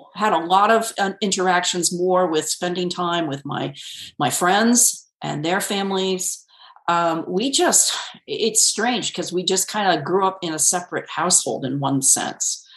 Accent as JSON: {"language": "English", "region": "Connecticut", "country": "United States", "tie": "born or raised there", "moved": "yes", "said": "I grew up completely in Connecticut. My okay. I was born and raised there."}